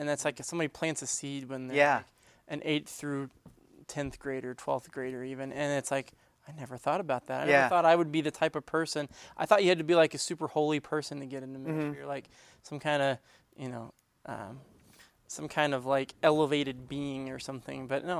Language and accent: English; Arkansas, United States; accent: Arkansas twang; I grew up in Arkansas. When we go back to Arkansas, all of a sudden my Arkansas twang kicks back in again.